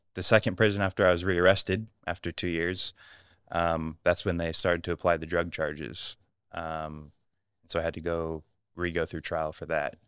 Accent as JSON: {"language": "English", "country": "United States", "moved": "yes", "said": "I'm American"}